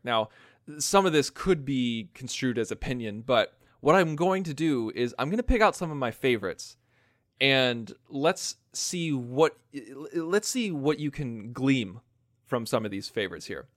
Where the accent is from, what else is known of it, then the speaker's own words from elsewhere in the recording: United States; accent: American; my American accent